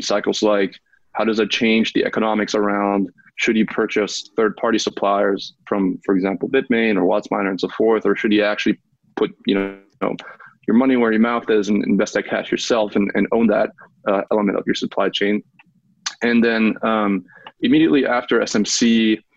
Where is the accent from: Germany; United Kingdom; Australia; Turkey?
Germany; Munich, Bavaria; moved away as an adult; now in United States; I was born and raised in Munich, Germany, and then came to the States for college